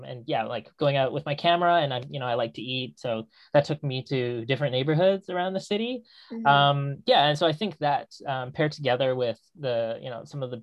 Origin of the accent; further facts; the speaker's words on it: Vancouver, British Columbia, Canada; I grew up in Vancouver